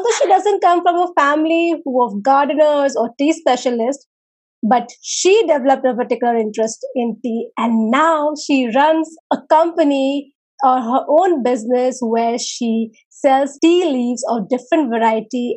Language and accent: English; India; I'm from India as well